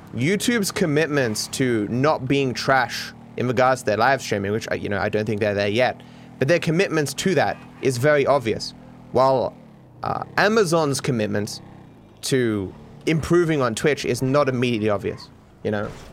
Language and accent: English; Australia; I'm Australian